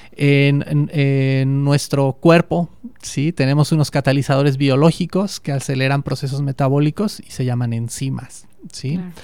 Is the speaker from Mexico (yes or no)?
yes; Mexico; also born or lived in Davis, California, United States; yo quería volver a México